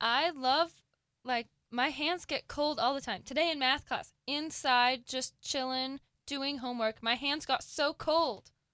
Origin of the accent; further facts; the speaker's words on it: Seattle, Washington, United States; I am from Seattle